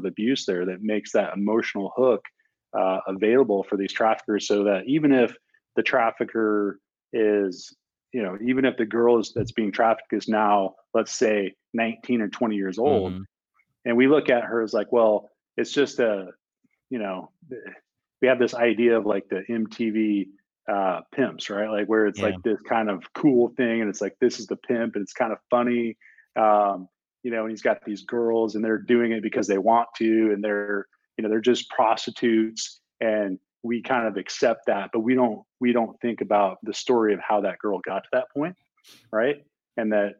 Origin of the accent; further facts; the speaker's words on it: Montana, United States; my home state of Montana